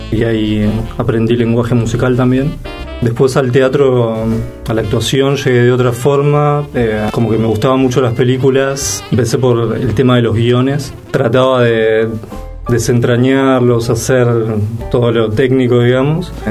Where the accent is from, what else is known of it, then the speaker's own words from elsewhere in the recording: Villa Concepción, Buenos Aires, Argentina; De Villa Concepción, sí.